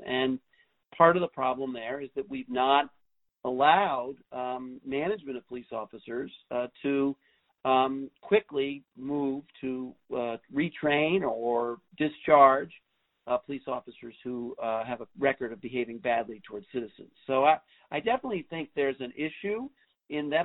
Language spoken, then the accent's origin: English; New York City, New York, United States; when I grew up in New York City in the 70s